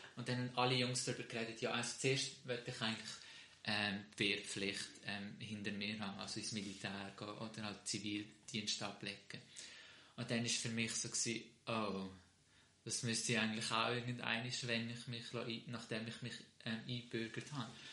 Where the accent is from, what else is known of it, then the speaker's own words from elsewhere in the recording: Switzerland; ich fühle mich auch mehr als Schweizer. Ich bin auch hier geboren